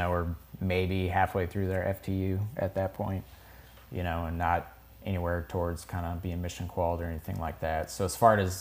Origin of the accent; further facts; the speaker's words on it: outside Ellsworth, South Dakota, United States; I grew up outside of Ellsworth, so one of the B-1 bases. So we had B-1s flying over town, like, my entire childhood.